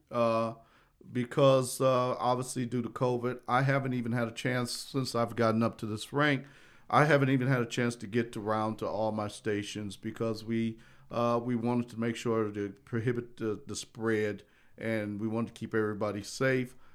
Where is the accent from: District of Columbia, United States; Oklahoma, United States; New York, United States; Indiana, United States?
Indiana, United States; South Bend; moved away as an adult; also born or lived in Hutchinson, Kansas; I'm from South Bend, Indiana